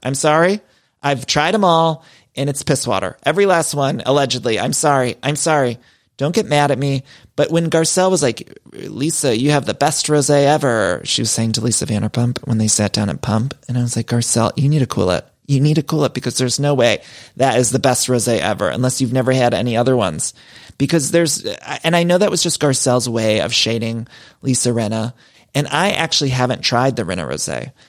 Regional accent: Ohio, United States; As a fellow Ohioan myself

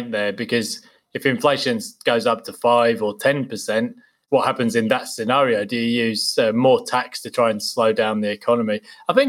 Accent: England, United Kingdom; I was growing up in England

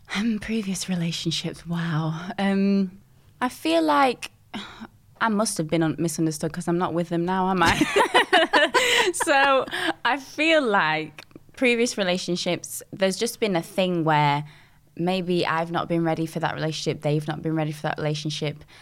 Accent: Dinnington, Yorkshire and the Humber, United Kingdom; I grew up in a small little village called Dinnington and um, that's in Sheffield.

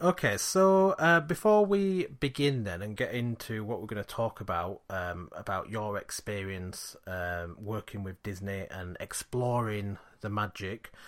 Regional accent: Yorkshire and the Humber, United Kingdom; we're from Yorkshire

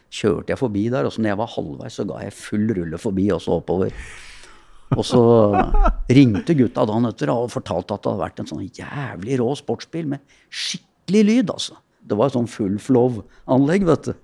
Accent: Oslo, Norway; Jeg er jo født og oppvokst på Keiserløkka, oppe på Hasle.

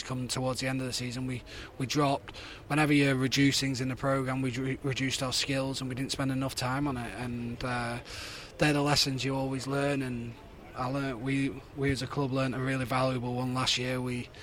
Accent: the North of England, United Kingdom; as a Northerner

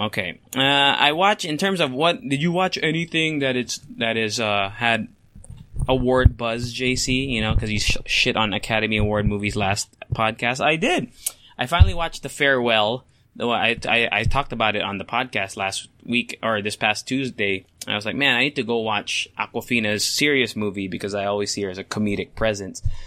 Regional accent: Philippines; I'm Asian, I am Filipino

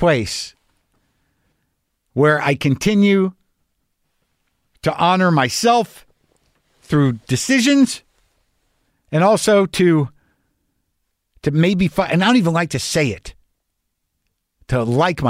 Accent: New Mexico, United States; also born or lived in New York; now in Southern California, United States; I'm from New Mexico

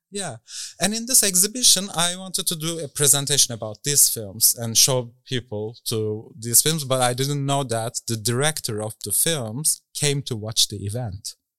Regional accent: Istanbul, Turkey; moved away as an adult; now in Berlin, Germany; I grew up in Istanbul

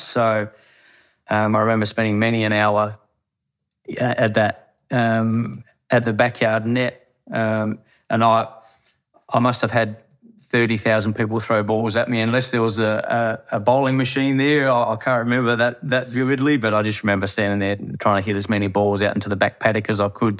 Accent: Harvey, Western Australia, Australia; I'm born and raised in Harvey

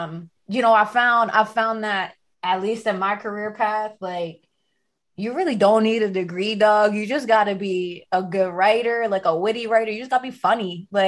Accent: Philadelphia, Pennsylvania, United States; moved away as an adult; also born or lived in Boston; now in Brooklyn, United States; I'm from North Philly originally, born and raised. I went to school down being Lehigh, went to high school outside the city, all girls.

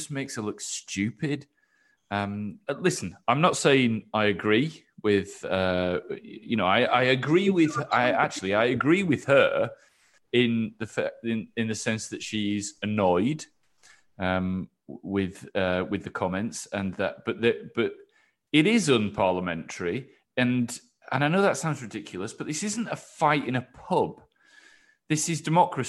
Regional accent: Yorkshire and the Humber, United Kingdom; I grew up in West Yorkshire

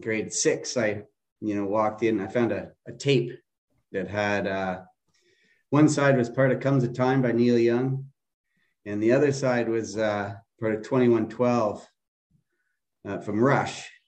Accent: Kitchener, Ontario, Canada; also born or lived in Montreal, Quebec; I grew up here in Kitchener-Waterloo.

